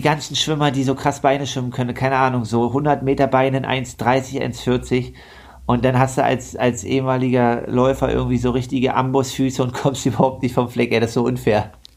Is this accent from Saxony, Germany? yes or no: yes; Leipzig, Saxony, Germany; als Leipziger fährt man ja nicht so oft ins Skilager